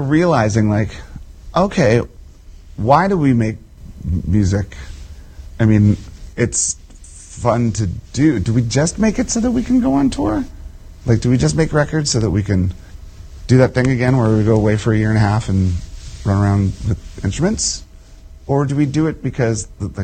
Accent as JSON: {"language": "English", "area": "just outside Washington, D.C.", "region": "Virginia", "country": "United States", "tie": "born or raised there"}